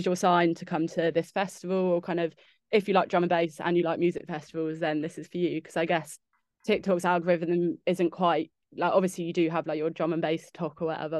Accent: Windsor, South East England, United Kingdom; I'm from Windsor

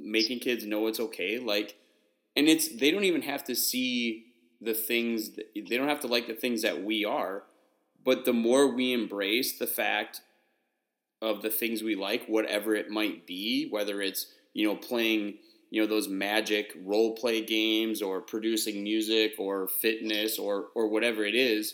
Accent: Wisconsin, United States; moved away as an adult; also born or lived in Houston; I grew up in Wisconsin, but I taught in Houston 7 years

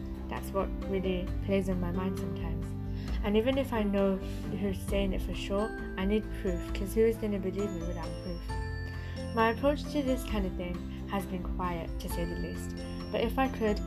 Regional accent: United Kingdom; I am a British Bangladeshi

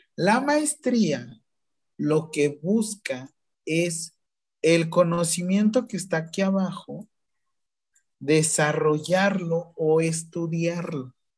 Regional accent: Mexico; nosotros como mexicanos

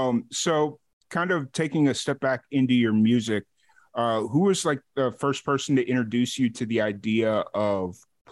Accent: Chicago, Illinois, United States; now in Waco, United States; I grew up in Chicago. And I haven't lived in Chicago in 10 years, and I do not miss the winters.

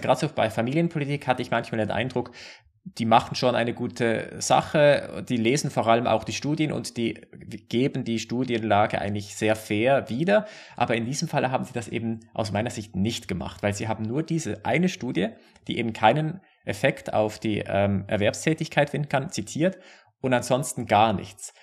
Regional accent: Basel, Basel-Stadt, Switzerland; Basel, auch wo ich herkomme.

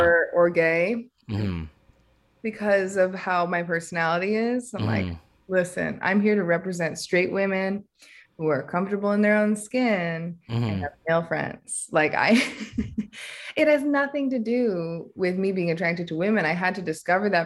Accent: Connecticut, United States; moved away as an adult; also born or lived in Vermont / New York; I'm from Connecticut. I moved to Vermont somewhat recently and to New York again recently

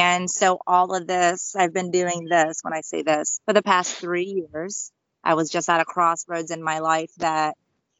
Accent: United States; We are all from Sicily. My sister and I were actually born in the USA

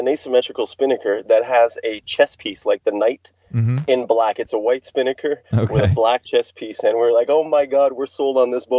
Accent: Montreal, Quebec, Canada; I'm from Montreal, so it was in upstate New York.

